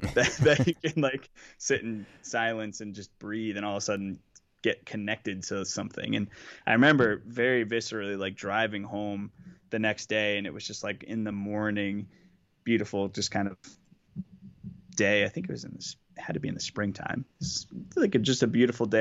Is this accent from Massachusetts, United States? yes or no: yes; Boston, Massachusetts, United States; I'm from Boston